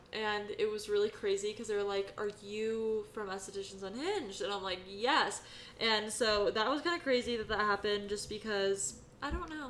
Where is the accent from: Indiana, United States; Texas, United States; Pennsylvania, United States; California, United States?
California, United States; Sacramento; moved away; I am from Sacramento area